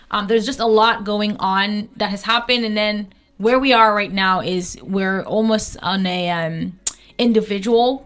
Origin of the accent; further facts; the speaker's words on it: Lebialem Division, Southwest Region, Cameroon; So I'm Bangwa, if anybody knows Libyalem Division, that's where I'm from.